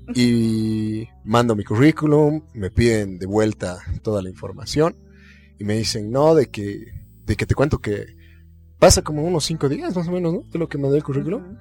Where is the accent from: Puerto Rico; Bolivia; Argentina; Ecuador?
Bolivia; los bolivianos tenemos fe en Bolivia